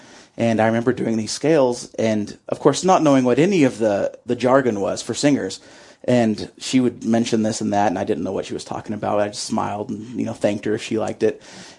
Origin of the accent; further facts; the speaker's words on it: Sundown, Texas, United States; I grew up in Sundown, Texas, actually, which is about 45 miles southwest of Lubbock, so more West Texas than Panhandle, and it's a very small town, population's around 1,000.